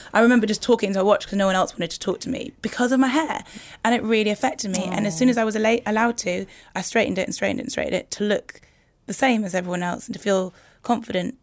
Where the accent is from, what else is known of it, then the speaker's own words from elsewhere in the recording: Newcastle upon Tyne, North East England, United Kingdom; moved away as an adult; I grew up in in Newcastle in a place called Heaton.